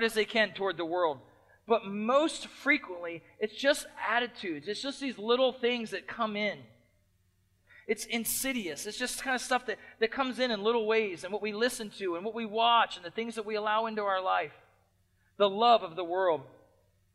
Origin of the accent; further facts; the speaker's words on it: United States; as American Christians